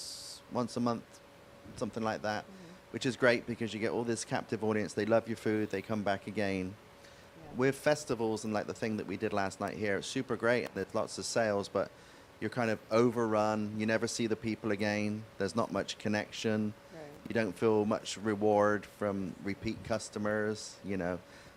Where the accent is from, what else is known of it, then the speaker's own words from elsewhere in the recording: England, United Kingdom; So when growing up in England, on a Sunday, I'd go to my grandparents' house